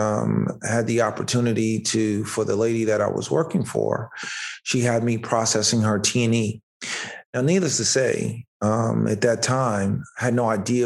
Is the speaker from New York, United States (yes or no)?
yes; White Plains, New York, United States; born and raised in White Plains, came up in a very modest upbringing